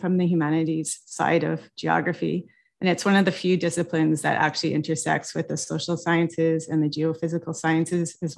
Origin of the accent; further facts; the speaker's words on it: Montreal, Quebec, Canada; now in North Bay, Canada; I am actually from Montreal, Quebec, and I'm a settler of Norwegian, Swedish, and Scottish descent.